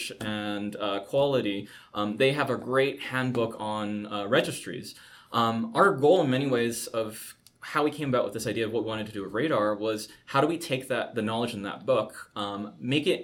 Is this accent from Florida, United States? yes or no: no; San Francisco, California, United States; I grew up in Chinatown, San Francisco